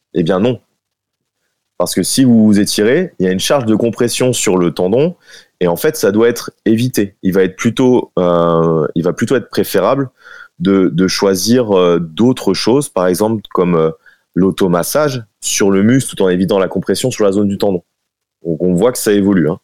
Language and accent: French; Dijon, Bourgogne-Franche-Comté, France; je suis, de Dijon